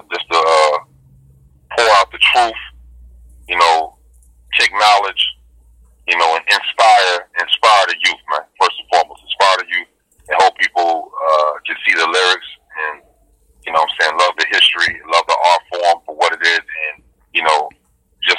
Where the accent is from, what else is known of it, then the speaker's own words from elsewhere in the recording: Louisville, Kentucky, United States; My hometown, 502 Louisville, Kentucky